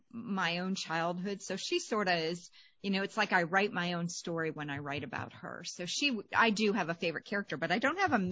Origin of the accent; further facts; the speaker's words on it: Pennsylvania, United States; moved away; I grew up in Amish country and I still love going back.